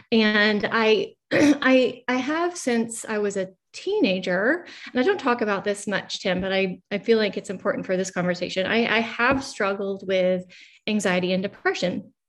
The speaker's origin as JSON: {"language": "English", "country": "Australia", "tie": "born there", "said": "I was born in Australia, in a hippie community, right? So we lived off the grid, no electricity or running water."}